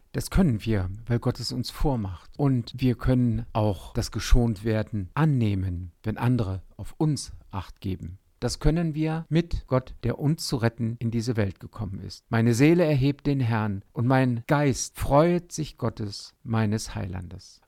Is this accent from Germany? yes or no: yes; Otterndorf, Lower Saxony, Germany; in Otterndorf an der Küste, an der Nordsee, wo ich aufgewachsen bin